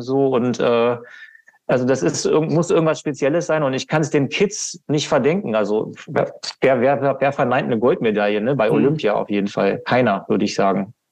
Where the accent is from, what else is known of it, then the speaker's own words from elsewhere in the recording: Hannover, Lower Saxony, Germany; Das ist in Hannover, ne? meine Heimatstadt